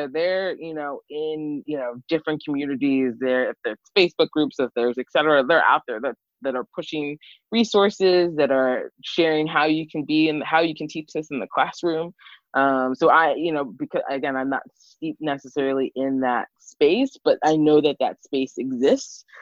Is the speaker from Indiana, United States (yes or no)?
no; Montgomery County, Maryland, United States; moved away as an adult; also born or lived in Washington, District of Columbia, United States / Baltimore; I grew up in Montgomery County